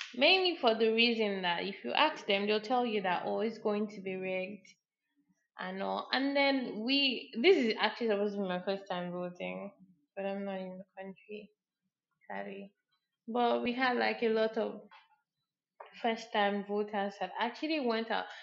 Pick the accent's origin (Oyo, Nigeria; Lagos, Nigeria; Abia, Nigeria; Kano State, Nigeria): Abia, Nigeria; I'm like Igbo or I'm from Abia State